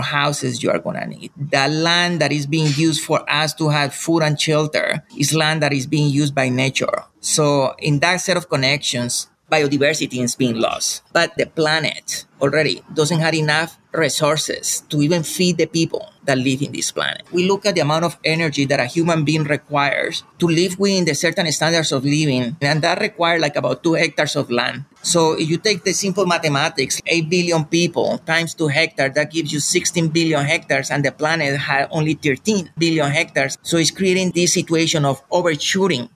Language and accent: English; Colombia; moved away; Growing up in Colombia